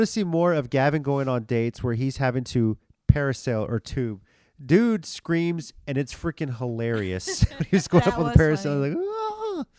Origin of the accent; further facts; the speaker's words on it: San Antonio, Texas, United States; I'm from San Antonio, Texas.